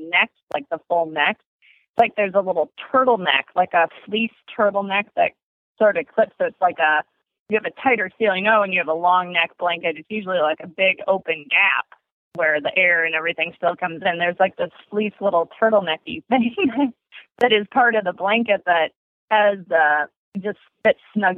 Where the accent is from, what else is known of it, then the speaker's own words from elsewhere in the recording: Barrington, Illinois, United States; I'm from Barrington, Illinois, and we had a little 3-stall barn in our backyard. So as a kid, that was what I did